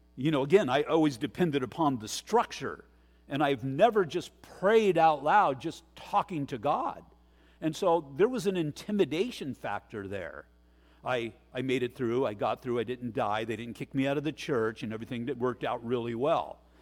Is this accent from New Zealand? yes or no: no; United States